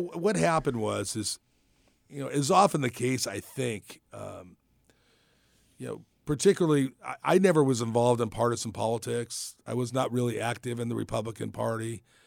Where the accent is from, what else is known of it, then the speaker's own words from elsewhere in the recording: Napa, California, United States; I was born in Napa, born and raised in Napa